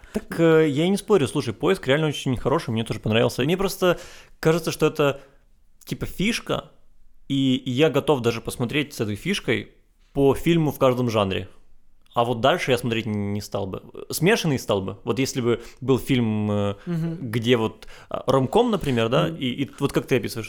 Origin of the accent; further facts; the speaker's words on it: Chornomorsk, Odesa Oblast, Ukraine; я из Ильичевска